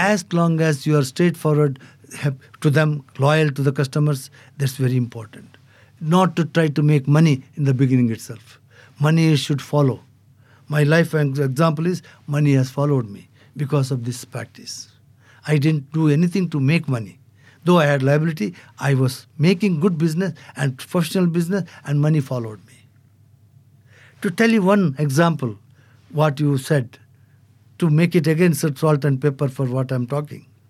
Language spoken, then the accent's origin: English; India; now in Abu Dhabi, United Arab Emirates; as an Indian, I can't have two passports.